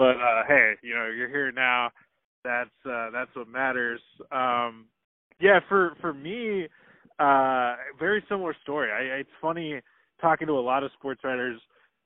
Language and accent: English; Portland, Oregon, United States; I grew up in Portland, Oregon, and was a diehard Blazers fan